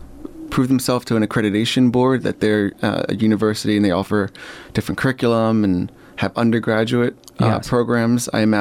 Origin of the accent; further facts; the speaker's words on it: New Jersey, United States; moved away as an adult; now in Portland, United States; And I was born and raised in New Jersey. And I moved here with my fiance, then girlfriend, who had gotten into medical school at the naturopathic school here in Portland.